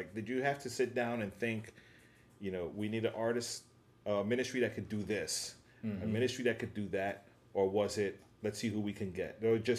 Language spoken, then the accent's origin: English; New York City, New York, United States; I'm from the Bronx, the Boogie Down Bronx, BX